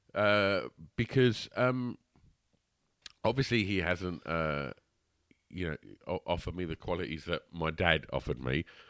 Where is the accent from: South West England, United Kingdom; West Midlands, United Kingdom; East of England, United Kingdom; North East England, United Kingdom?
East of England, United Kingdom; Basildon; I'm still in the thick of it, you know, day to day, like, treading my way through this shit that is my hometown